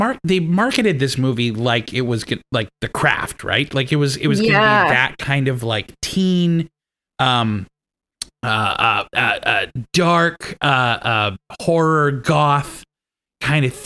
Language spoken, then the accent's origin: English; Saskatchewan, Canada; moved away; I grew up in Saskatchewan and bush parties were the big thing